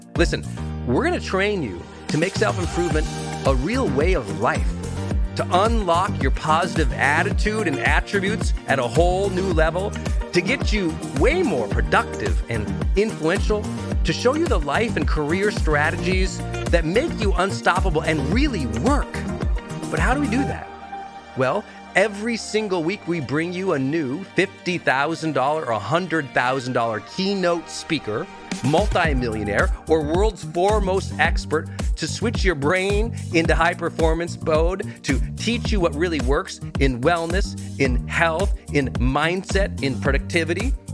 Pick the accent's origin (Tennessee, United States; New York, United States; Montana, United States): Montana, United States; I'm from Montana